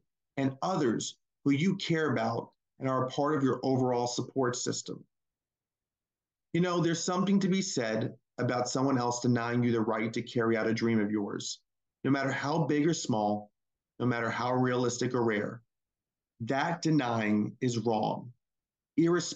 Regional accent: Naples and Tampa Bay area, Florida, United States; also born or lived in Hackensack, New Jersey; I was born in Hackensack, New Jersey, which is just outside of New York City, and grew up in Florida's Naples and Tampa Bay area.

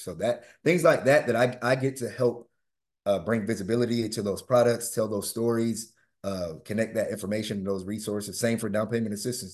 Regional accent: Winter Park, Florida, United States; I grew up in Hannibal Square, Winter Park

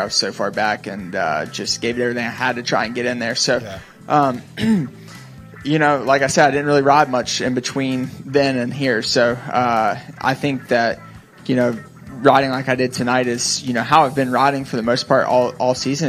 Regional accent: Charlotte, North Carolina, United States; I grew up in near Charlotte, North Carolina

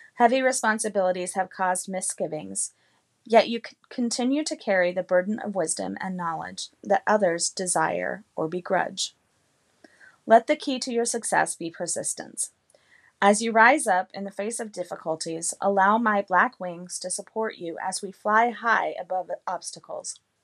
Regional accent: Carlsbad, New Mexico, United States; now in East Coast, United States; I grew up in Carlsbad, New Mexico

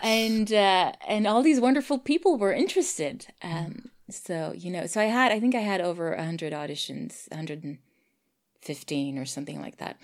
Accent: Sweden; I'm Swedish

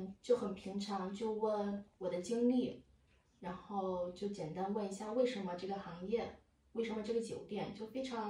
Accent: China; now in Germany; 数学有一点点，但对我们中国人来说，那不算数学。

